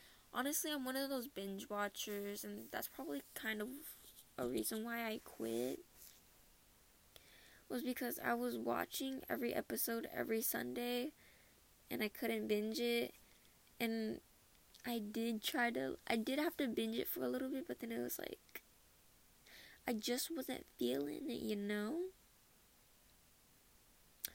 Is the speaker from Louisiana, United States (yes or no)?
no; Minnesota, United States; accent: Minnesota accent; now in North Carolina, United States; I'm from Minnesota